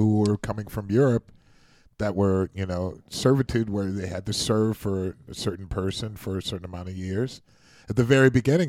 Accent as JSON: {"language": "English", "town": "Cleveland", "region": "Ohio", "country": "United States", "tie": "born or raised there", "also_born_or_lived": "New York", "moved": "yes", "said": "I grew up in Cleveland, Ohio."}